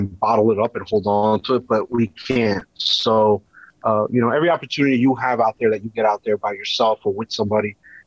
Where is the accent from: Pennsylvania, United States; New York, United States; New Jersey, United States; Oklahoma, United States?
New Jersey, United States; Hackensack; I grew up in Hackensack, New Jersey